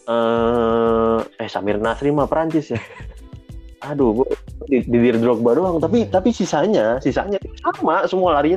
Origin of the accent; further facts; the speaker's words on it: Jakarta, Indonesia; born there; Gue lahir di Jakarta uh, dan gue emang suka dari zaman awalnya